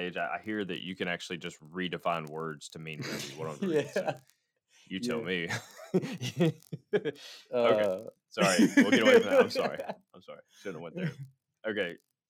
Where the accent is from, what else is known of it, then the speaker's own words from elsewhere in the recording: United States; as an American guy who wasn't trained in these rhythms and these dances that they're doing